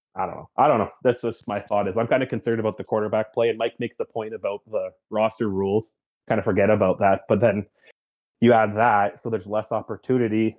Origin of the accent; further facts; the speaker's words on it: Canada; me being a Canadian